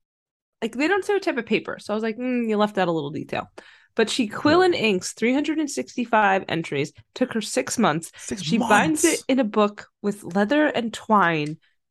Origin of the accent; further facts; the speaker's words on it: New Jersey, United States; I'm from New Jersey. I'm from New Jersey.